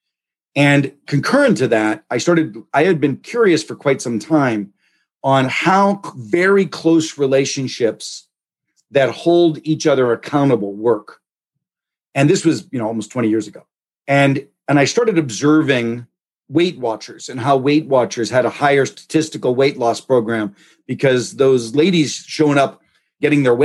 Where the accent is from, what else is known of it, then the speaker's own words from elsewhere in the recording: Pittsburgh, Pennsylvania, United States; I grew up in Pittsburgh in the 70s.